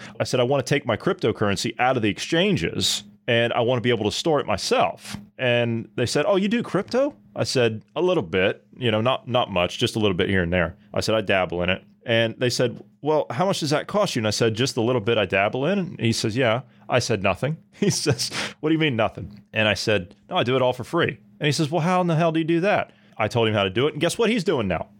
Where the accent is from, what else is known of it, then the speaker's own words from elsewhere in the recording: Ohio, United States; my home state